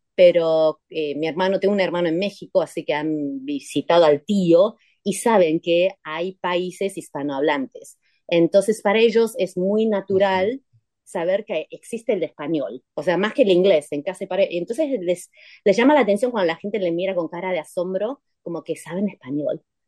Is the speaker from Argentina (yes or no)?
yes; Buenos Aires, Argentina; accent: porteña; now in Taipei, Taiwan; yo soy porteña, soy ah. argentina